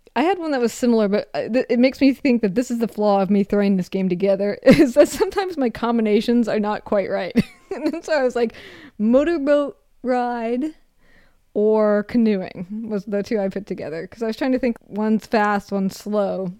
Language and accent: English; Minnesota, United States; I grew up canoeing 'cause I'm from Minnesota